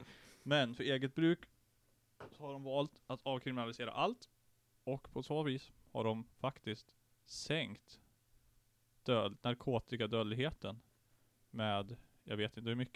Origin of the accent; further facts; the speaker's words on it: Sweden; jag är faktiskt född i Bobygden.